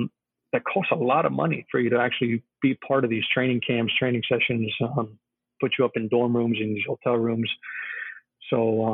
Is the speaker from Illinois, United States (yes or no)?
no; South Florida, United States; moved away as an adult; also born or lived in Englewood, New Jersey; now in Philadelphia, United States; as a guy growing up in South Florida